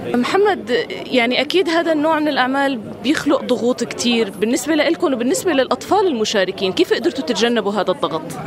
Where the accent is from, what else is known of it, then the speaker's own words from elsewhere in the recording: Syria; نحن هلا كسوريين